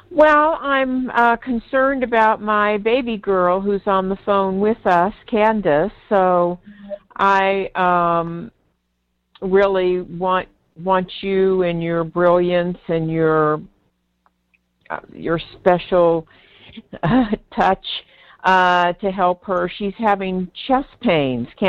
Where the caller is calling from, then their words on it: Walnut Creek, California, United States; I'm from Wal. I'm live in Walnut Creek